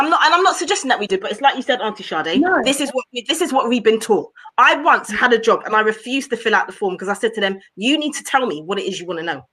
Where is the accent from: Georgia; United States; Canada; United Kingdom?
United Kingdom; England; I'm fucking born here. If I want to say I'm English, I have the right as a person who is born in this country to say that I'm English